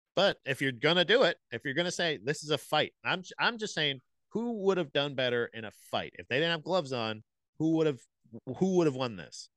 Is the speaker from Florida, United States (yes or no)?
yes; Florida, United States; I'm from Florida.